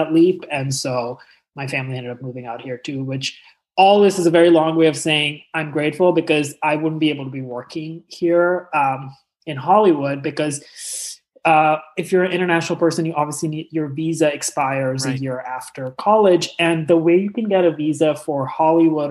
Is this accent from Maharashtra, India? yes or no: no; New Delhi, Delhi, India; moved away as an adult; now in Los Angeles, United States; I grew up in New Delhi like my whole life